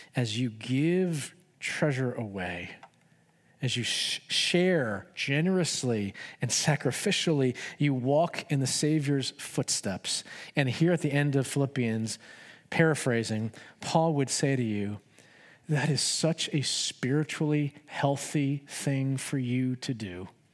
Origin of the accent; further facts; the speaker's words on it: United States; I love being an American.